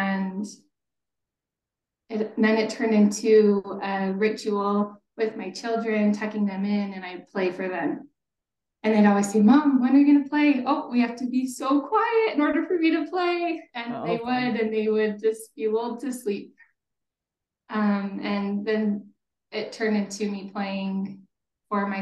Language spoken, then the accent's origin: English; Kaysville, Utah, United States; I'm originally from Kaysville. I grew up taking music lessons